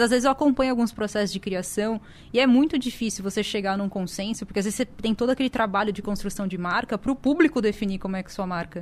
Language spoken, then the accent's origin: Portuguese; São Paulo, Brazil; eu sou de São Paulo